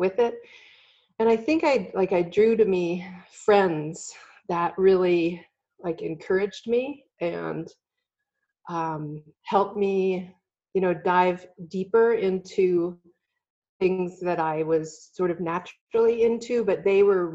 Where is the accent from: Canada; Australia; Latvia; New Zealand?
Canada; Belleville, Ontario; moved away as an adult; also born or lived in Kingston, Ontario; now in California, United States; I was born in Kingston, but I grew up in Belleville, which is not too far away